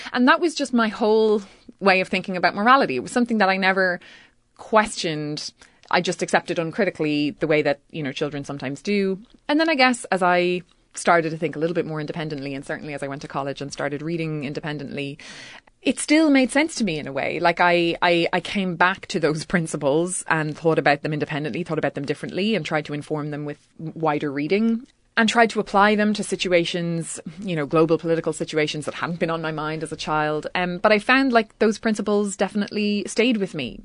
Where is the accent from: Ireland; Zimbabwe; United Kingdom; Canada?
Ireland; County Mayo, Connacht; all from County Mayo, which is literally the same county where I'm from